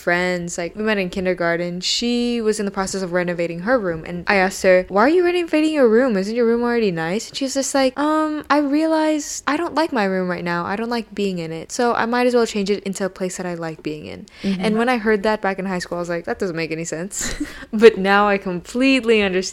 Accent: Bay Area, California, United States; I grew up in the Bay Area. I'm still in the Bay Area

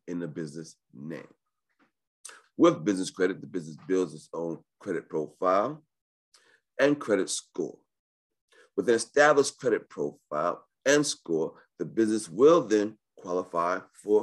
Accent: New York, United States; I was born in New York

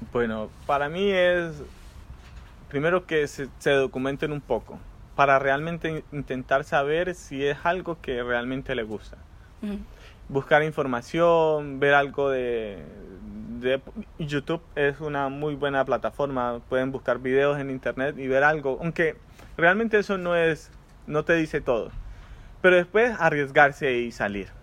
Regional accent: Colombia; moved away as an adult; also born or lived in Santiago de Chile; now in Netherlands; Yo crecí en Colombia

